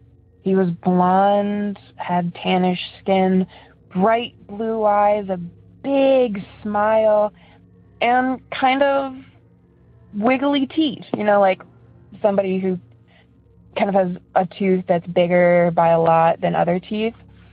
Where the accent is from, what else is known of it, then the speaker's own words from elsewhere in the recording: Elyria, Ohio, United States; also born or lived in Cleveland; I'm from Cleveland. And I'm just going to give you a synopsis of my paranormal experiences that I've had, or at least the ones that, you know, make a difference. So originally from Elyria